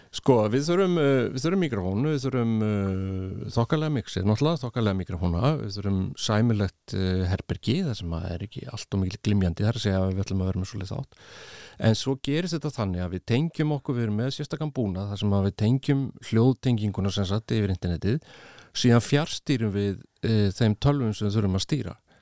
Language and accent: Icelandic; Iceland; now in Spain; ég var frá Íslandi